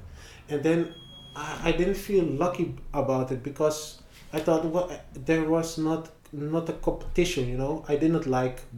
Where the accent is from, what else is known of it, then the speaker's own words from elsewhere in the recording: Amsterdam, North Holland, Netherlands; Oh, born in Amsterdam.